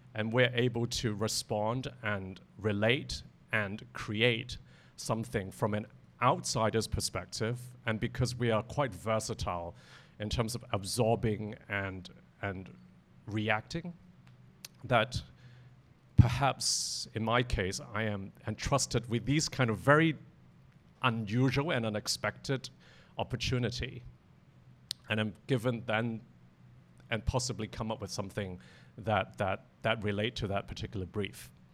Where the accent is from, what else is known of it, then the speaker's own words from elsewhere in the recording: Hong Kong; I was born in Hong Kong too